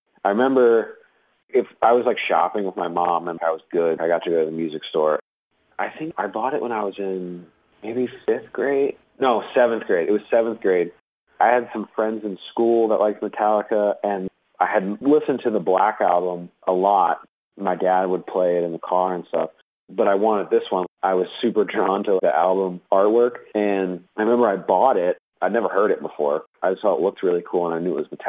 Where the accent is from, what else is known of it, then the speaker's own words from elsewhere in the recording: Philly area, New Jersey, United States; moved away; I'm originally from New Jersey